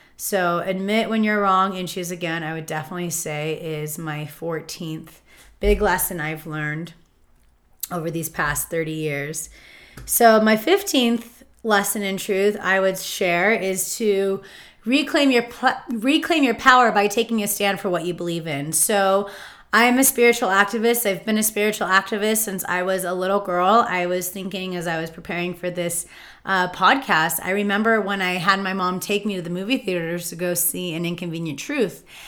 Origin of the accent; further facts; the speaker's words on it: Palm Springs, California, United States; growing up in Palm Springs